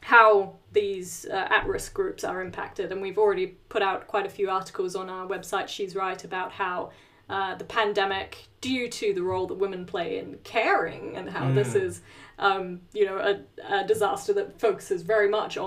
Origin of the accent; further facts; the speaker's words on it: New Zealand; moved away; we are originally from New Zealand.